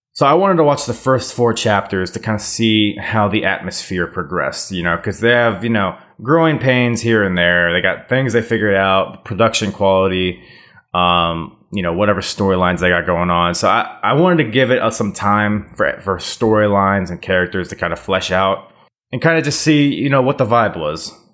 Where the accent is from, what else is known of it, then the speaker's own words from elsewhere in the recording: United States; now in Virginia, United States; as an American